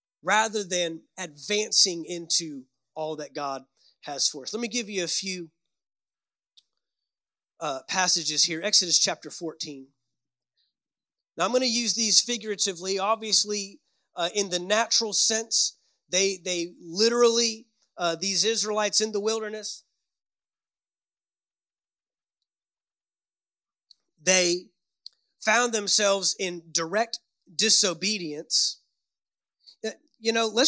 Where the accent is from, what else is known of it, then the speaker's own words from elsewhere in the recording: Fort Worth, Texas, United States; I grew up in Fort Worth, Texas